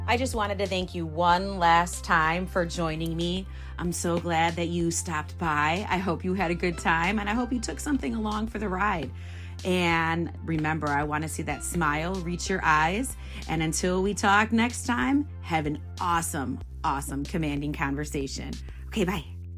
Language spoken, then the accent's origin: English; Midwest, United States; moved away; I'm from the Midwest. I'm the damn Yankee.